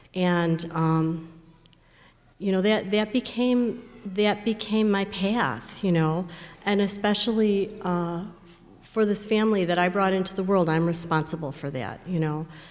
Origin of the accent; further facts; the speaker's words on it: Chicago, Illinois, United States; I grew up in the Chicago area.